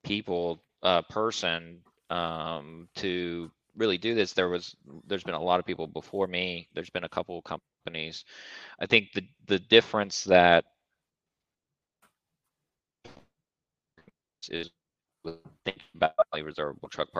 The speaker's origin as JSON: {"language": "English", "region": "South Central Kentucky", "country": "United States", "said": "I'm from a small town in South Central Kentucky, like population 3000"}